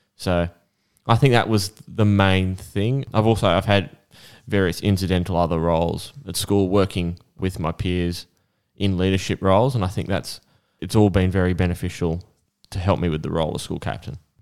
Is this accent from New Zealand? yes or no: no; Australia; I'm an Aussie with Aussie heritage